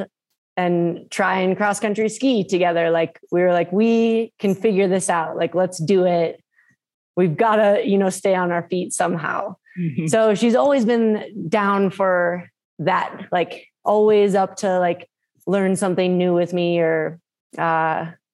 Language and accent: English; Minnesota, United States; born or raised there; moved away